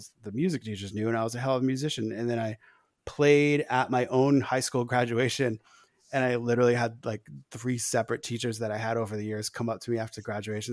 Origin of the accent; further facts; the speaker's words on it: Newport, Rhode Island, United States; I grew up in Rhode Island